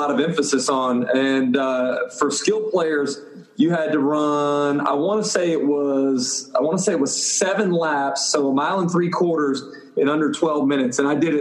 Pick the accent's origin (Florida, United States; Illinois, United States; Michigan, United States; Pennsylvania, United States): Florida, United States; Gainesville; growing up in Gainesville with two parents that went to the University of Florida